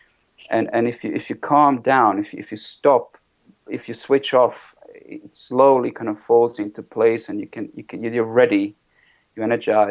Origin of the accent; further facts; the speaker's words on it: Sarajevo, Federation of Bosnia and Herzegovina, Bosnia & Herzegovina; also born or lived in Zurich, Switzerland; now in London, United Kingdom; my hometown Sarajevo is surrounded by massive mountains. And then when I moved from there to Switzerland, to Zurich